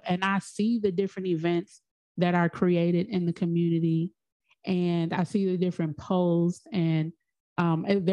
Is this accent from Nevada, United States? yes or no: no; Chicago, Illinois, United States; also born or lived in Georgia; I'm in Chicago. I'm from Chicago.